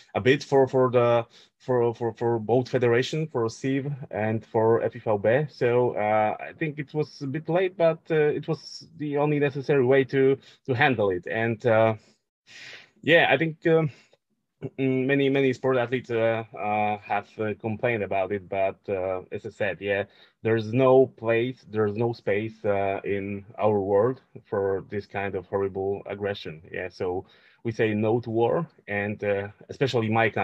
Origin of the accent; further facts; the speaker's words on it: Wieliczka, Lesser Poland, Poland; moved away; also born or lived in Olsztyn; to my hometown, to Wieliczka